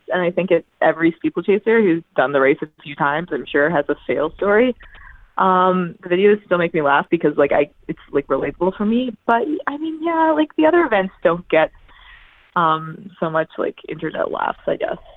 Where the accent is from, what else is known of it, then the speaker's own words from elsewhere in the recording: Newfoundland and Labrador, Canada; watching that from home in Newfoundland. So I was 13 at the time